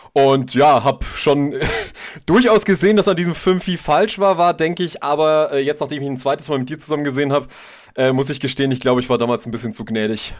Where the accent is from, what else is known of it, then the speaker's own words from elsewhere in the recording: Germany; als Deutsche